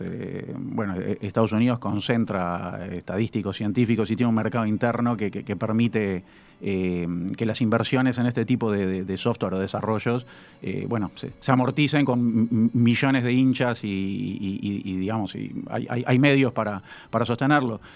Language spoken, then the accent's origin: Spanish; Uruguay